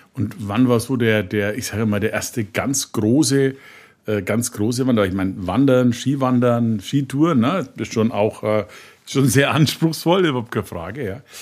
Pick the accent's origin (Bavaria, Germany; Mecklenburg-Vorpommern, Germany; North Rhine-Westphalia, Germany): Bavaria, Germany; Franconia; Ich bin ja selber eher der Flachländer. Wir haben ja bei uns im Franken